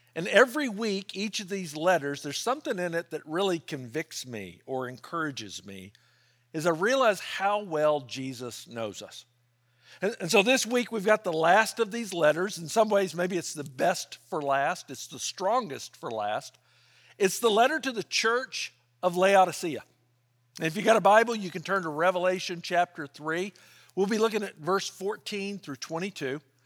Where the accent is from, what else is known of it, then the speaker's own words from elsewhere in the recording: Memphis, Tennessee, United States; now in California, United States; I grew up in Memphis